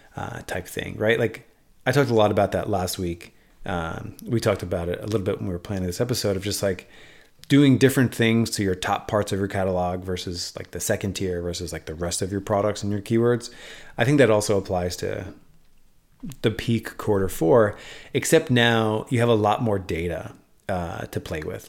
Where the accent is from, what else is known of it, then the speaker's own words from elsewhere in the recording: New York City, New York, United States; moved away; I actually identify as a New Yorker still to this day. I haven't lived there in ten years, but I identify as a New Yorker